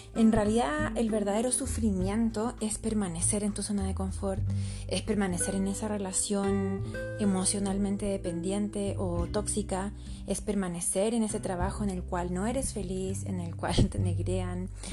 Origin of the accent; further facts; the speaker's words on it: Santiago, Santiago Metropolitan Region, Chile; now in Los Andes, Chile; soy de Santiago de Chile, que actualmente vivo en los Andes con mi familia